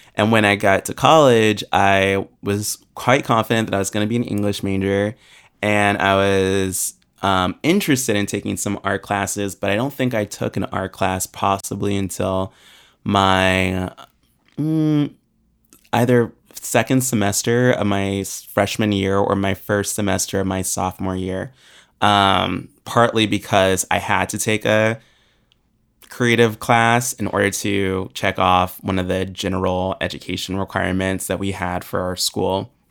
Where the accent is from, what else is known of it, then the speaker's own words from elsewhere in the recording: Springfield, Virginia, United States; also born or lived in Williamsburg, Virginia; I grew up in Springfield, Virginia, which is only, um, twenty minutes outside of D C.